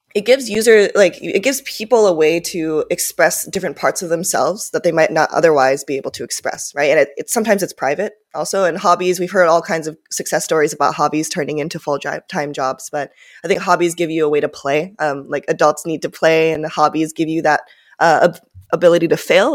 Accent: Minnesota, United States; first language Japanese; English is a second language; also born or lived in Tokyo, Japan; I grew up in Minnesota

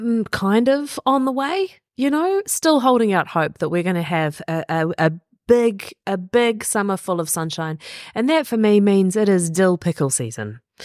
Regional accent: New Zealand; Jason Momoa, the one, the only, basically we've adopted him as a New Zealander.

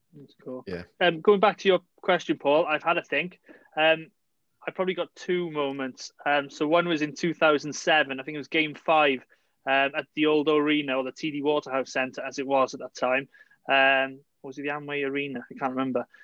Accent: Cardiff, Wales, United Kingdom; my hometown team, Cardiff City

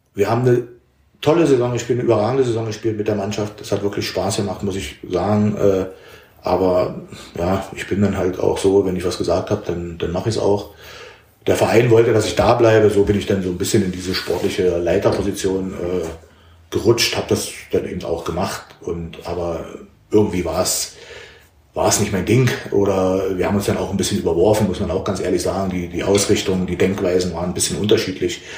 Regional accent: Berlin, Germany; ich habe ab dem zwölften Lebensjahr in Berlin gelebt

